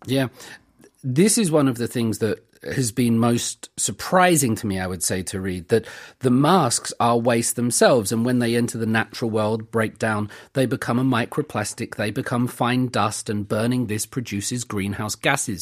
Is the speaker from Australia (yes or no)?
no; United Kingdom; now in South Korea; we're British.